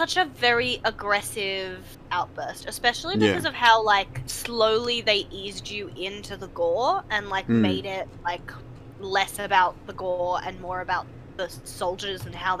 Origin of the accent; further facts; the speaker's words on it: Australia; Like, a lot of Australians who hear me, especially over the phone, don't initially clock me as Aussie.